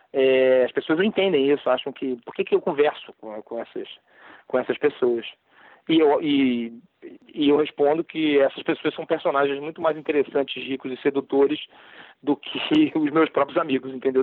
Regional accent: Brazil; nós brasileiros

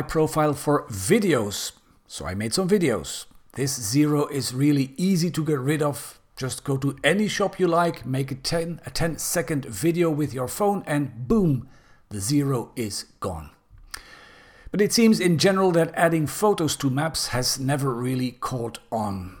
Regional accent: Belgium; Belgium, my home country

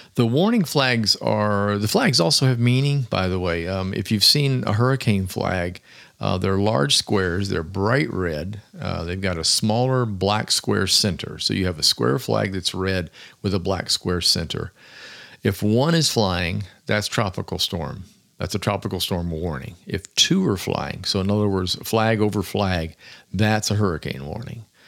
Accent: Florida, United States; also born or lived in Williamsburg, Virginia; I was born in Williamsburg, Virginia, and before moving to Florida at the age of five

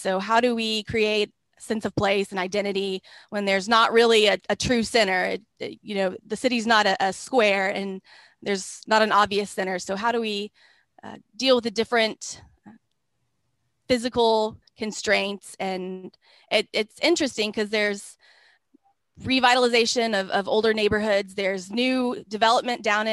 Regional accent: North Texas, United States; now in Grand Prairie, United States; I grew up in North Texas

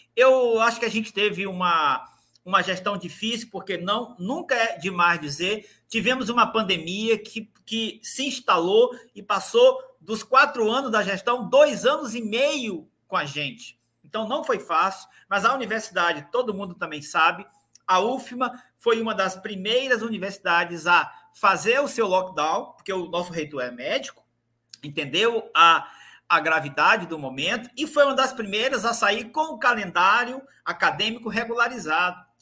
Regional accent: Imperatriz, Maranhão, Brazil; eu sou de Imperatriz

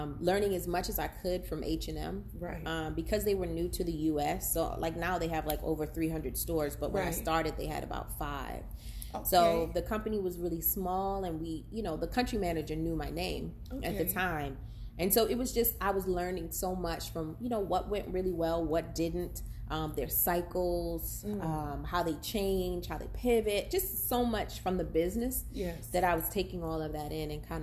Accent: Boston, Massachusetts, United States; I grew up in Boston

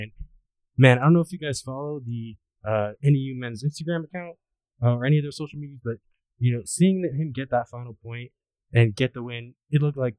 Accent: Southern California, United States; I'm from SoCal

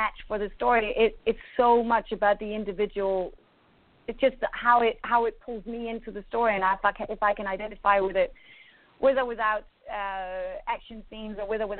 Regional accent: Denmark; I grew up in Denmark. You know, I'm from a completely different culture.

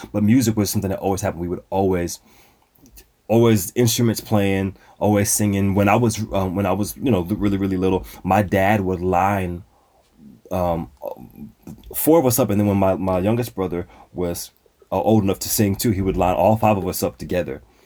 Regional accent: Dallas, Texas, United States; hail from the great city of Dallas, Texas. That's where I was born and raised.

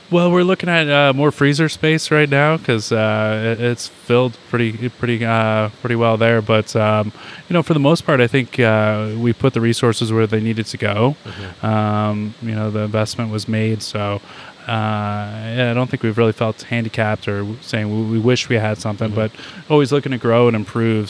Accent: New Hampshire, United States; now in Cazenovia, United States; I grew up in New Hampshire

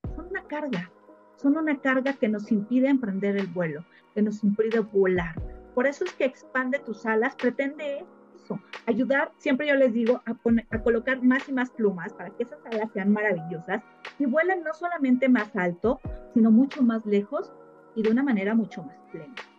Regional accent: Mexico City, Mexico; yo soy de Ciudad de México y tenemos una casa de campo en Morelos

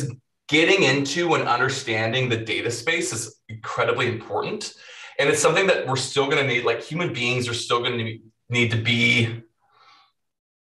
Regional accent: Minnesota, United States; moved away as an adult; also born or lived in Hawaii; I'm from Minnesota. It's cold. I lived in Hawaii for a couple of years and now I'm back in Minnesota

